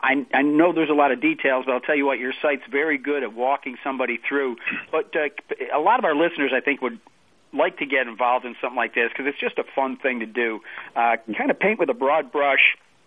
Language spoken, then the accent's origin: English; Syracuse and Albany, upstate New York, United States; and we grew up in Syracuse and Albany